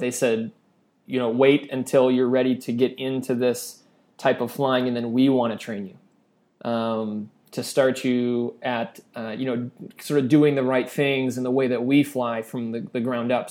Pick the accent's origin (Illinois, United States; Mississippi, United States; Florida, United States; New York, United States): Illinois, United States; Chicago; moved away as an adult; now in Indonesia; I grew up outside of Chicago